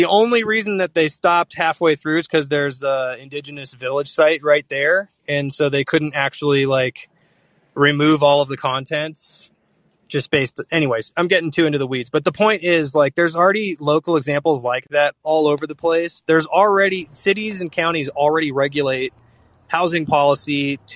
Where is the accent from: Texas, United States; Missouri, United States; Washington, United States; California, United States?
Washington, United States; Seattle; I'm from Seattle.